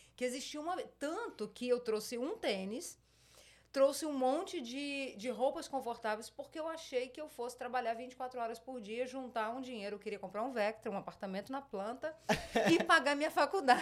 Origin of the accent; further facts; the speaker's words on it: Espírito Santo, Brazil; moved away as an adult; also born or lived in Rio de Janeiro; now in United States; nasci no Rio de Janeiro e passei a maior parte da minha infância no Espírito Santo, Rio de Janeiro